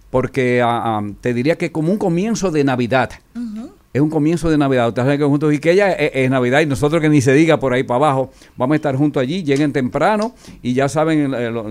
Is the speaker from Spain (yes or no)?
no; Dominican Republic; born there; nosotros nacimos aquí en la República Dominicana